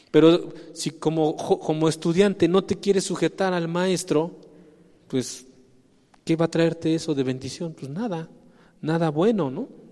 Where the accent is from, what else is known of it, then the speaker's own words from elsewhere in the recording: Mexico; somos mexicanos